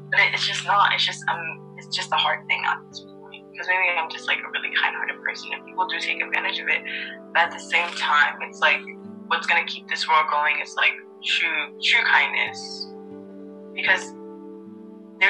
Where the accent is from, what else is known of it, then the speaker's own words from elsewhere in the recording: United States; we're from America. We have the American perspective.